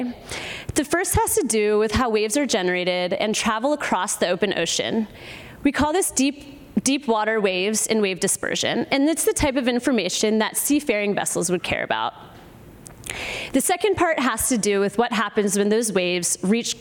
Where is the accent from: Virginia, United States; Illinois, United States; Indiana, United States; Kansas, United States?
Virginia, United States; Virginia Beach; moved away as an adult; also born or lived in New York City / Hawaii; now in Oregon, United States; I grew up in Virginia Beach, Virginia, and I was a beach lifeguard during the summers